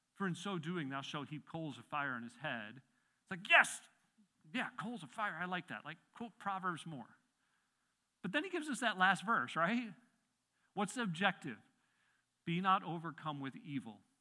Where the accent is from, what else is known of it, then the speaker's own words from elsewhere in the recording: Midwest, United States; now in Pennsylvania, United States; I grew up in the Midwest